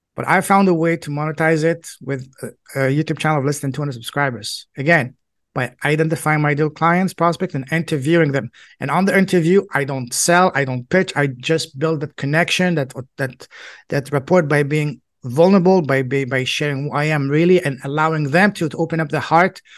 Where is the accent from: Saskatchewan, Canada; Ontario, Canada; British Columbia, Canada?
Ontario, Canada; Toronto; first language French; English is a second language; also born or lived in China / Hong Kong / Alberta; I'm from Canada, Toronto